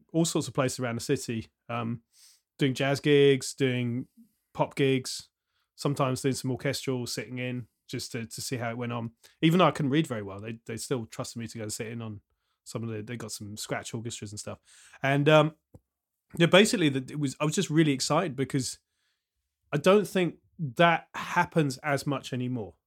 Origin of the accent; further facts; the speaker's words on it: Southampton, South East England, United Kingdom; I grew up in Southampton, then moved away, and then came back